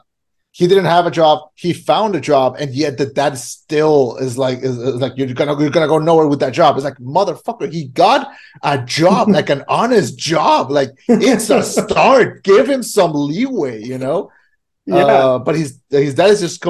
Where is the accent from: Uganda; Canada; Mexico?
Mexico; moved away; also born or lived in United States; I grew up in Mexico.